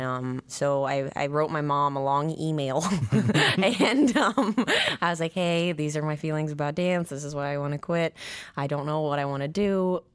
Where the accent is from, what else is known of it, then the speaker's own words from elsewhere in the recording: Nine Mile, near Missoula, Montana, United States; born in Montana, in Missoula. Well, I grew up, like, an hour outside of Missoula, a place called Nine Mile at first